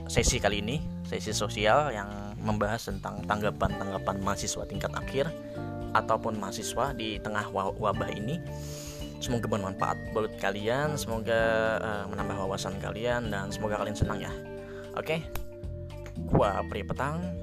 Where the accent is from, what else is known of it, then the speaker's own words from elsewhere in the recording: Samuda, Central Kalimantan, Indonesia; gue itu asal dari Kalimantan ya. Nah, di Kalimantan ini, Kalimantan di tempat gue, apalagi daerah gue kan di Samuda itu mayoritasnya menggunakan bahasa Banjar.